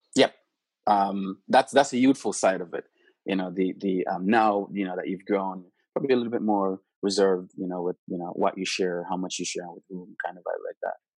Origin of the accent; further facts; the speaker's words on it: Saint Elizabeth, Jamaica; now in California, United States; growing up in St. Elizabeth